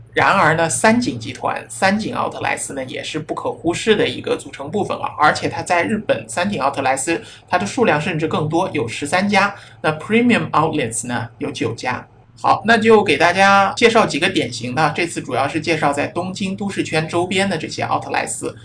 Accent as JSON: {"language": "Chinese", "country": "China", "said": "我们中国人"}